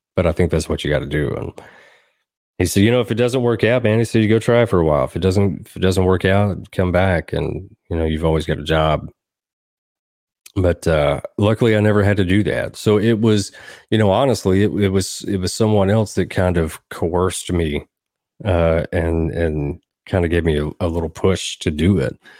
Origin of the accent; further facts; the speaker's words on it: Southern Middle Tennessee, United States; now in Nashville, United States; I grew up in Southern Middle Tennessee